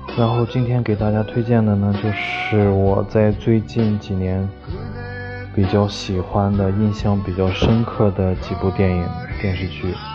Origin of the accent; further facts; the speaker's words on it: China; 作为中国人